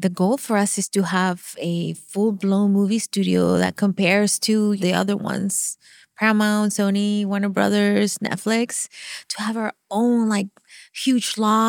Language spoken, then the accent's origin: English; Venezuela; first language Spanish; English is a second language; moved away; I'm from Venezuela. So I grew up speaking Spanish